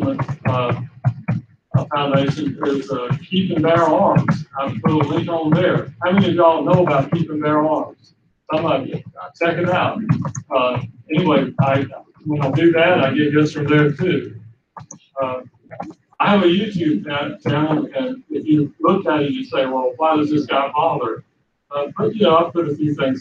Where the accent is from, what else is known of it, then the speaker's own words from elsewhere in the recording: South Georgia, United States; moved away; also born or lived in Tennessee; I grew up in South Georgia, in the Deep South, during the Jim Crow days